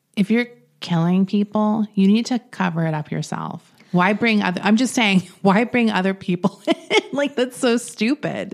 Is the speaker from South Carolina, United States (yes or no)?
no; Florida, United States; moved away; I'm from Florida